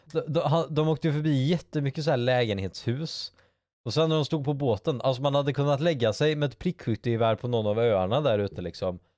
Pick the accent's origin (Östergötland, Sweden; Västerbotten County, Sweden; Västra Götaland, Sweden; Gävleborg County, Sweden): Västra Götaland, Sweden; Bohuslän; vi är bohuslänningar